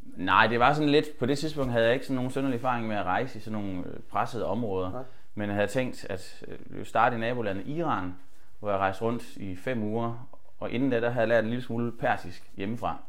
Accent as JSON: {"language": "Danish", "town": "Holstebro", "region": "Central Denmark Region", "country": "Denmark", "said": "jeg havde startet teater hjemme i Holstebro, hvor jeg kommer fra"}